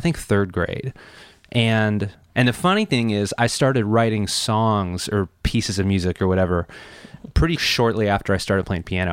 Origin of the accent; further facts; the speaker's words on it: Chicago, Illinois, United States; moved away; I grew up in Chicago, Illinois